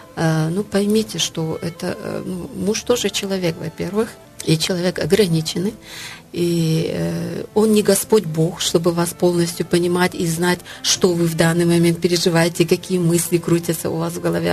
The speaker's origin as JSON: {"language": "Russian", "country": "Tajikistan", "tie": "born or raised there", "said": "Это культура, в которой я выросла, в Средней Азии, в Таджикистане"}